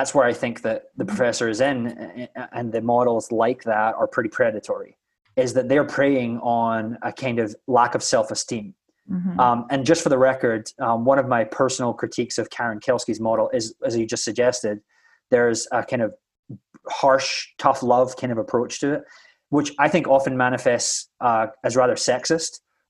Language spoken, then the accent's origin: English; Scotland, United Kingdom; first language English; now in United States; I'm an English speaker natively, but if you've ever been to Scotland, you know that we don't speak English like most Americans do.